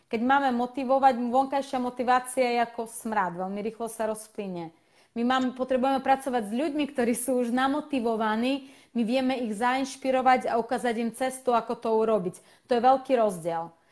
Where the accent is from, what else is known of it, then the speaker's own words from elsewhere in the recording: Slovakia; Slovak is a second language; also born or lived in Russia / Ukraine; ja som v podstate vyrastla na Slovensku a Slovensku pokladám za môj domov, ale moje korenie sú rusko-ukrajinské a od 99, 92. E, roku žijem na Slovensku